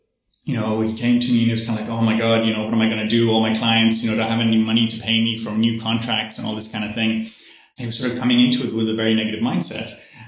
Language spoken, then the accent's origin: English; Ireland; I'm originally Irish, so I grew up in a Catholic tradition, you know, and in Catholicism, we pray, you know, we go to church and we pray every night.